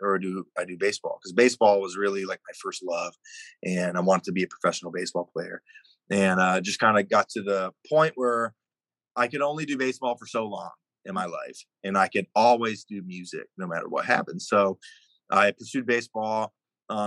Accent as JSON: {"language": "English", "town": "Atlanta", "region": "Georgia", "country": "United States", "tie": "born or raised there", "also_born_or_lived": "New York", "said": "I grew up in Atlanta. I was born in New York"}